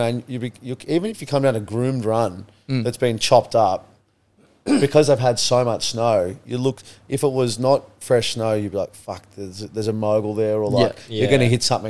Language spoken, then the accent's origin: English; Australia; I love Australians. We're amazing people.